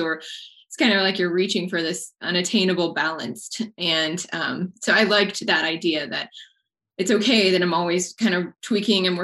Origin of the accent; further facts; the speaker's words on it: Texas, United States; also born or lived in Colorado; I grew up in Texas and decided to move out to Colorado, gosh, in like 2009